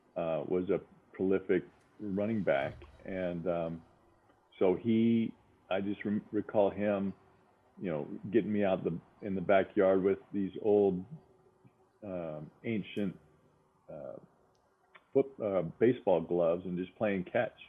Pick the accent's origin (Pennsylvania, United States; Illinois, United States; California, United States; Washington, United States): Washington, United States; Spokane; we grew up in Spokane with a big backyard